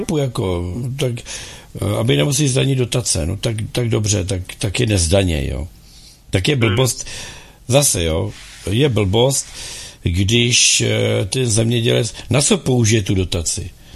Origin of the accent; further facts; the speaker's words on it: Czechia; my, jako Češi